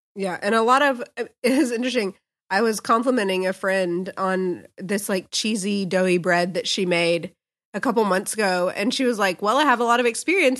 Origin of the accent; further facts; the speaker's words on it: United States; as Americans